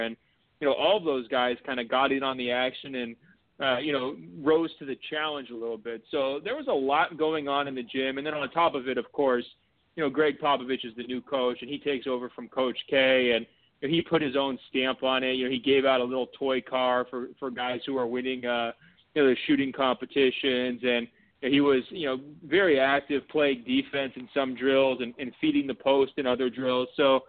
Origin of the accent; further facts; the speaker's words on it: Oregon, United States; I was raised on the West Coast, kind of, you know, tree hugger up in Oregon.